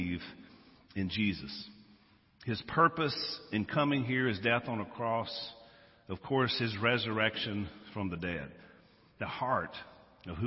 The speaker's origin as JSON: {"language": "English", "region": "Louisiana", "country": "United States", "said": "We're from Louisiana."}